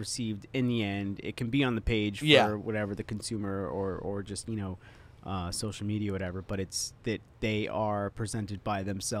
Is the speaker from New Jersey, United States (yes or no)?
yes; Red Bank, New Jersey, United States; I'm from Red Bank.